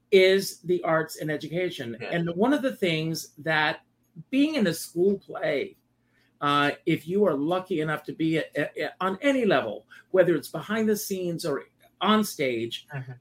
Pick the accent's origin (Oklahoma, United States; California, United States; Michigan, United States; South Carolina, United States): South Carolina, United States; Myrtle Beach; moved away as an adult; Growing up for me in South Carolina